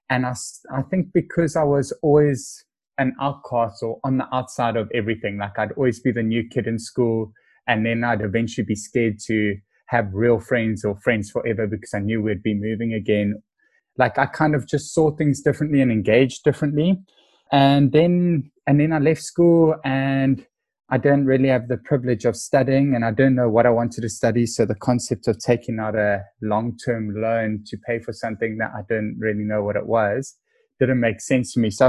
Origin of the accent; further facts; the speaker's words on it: Cape Town, Western Cape, South Africa; I am a young, proud South African. I'm currently 33. And um, I was born in Cape Town